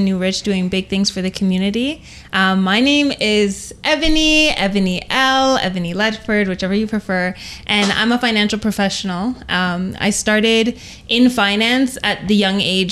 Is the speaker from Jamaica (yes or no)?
yes; Jamaica; as a Jamaican with very strong pride